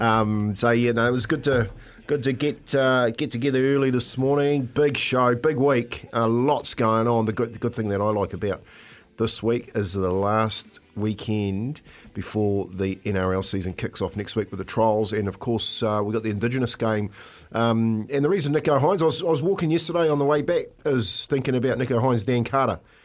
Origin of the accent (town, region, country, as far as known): New Zealand